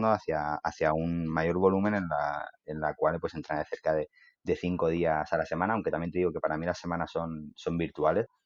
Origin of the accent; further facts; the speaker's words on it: Elche, Valencian Community, Spain; soy, de Elche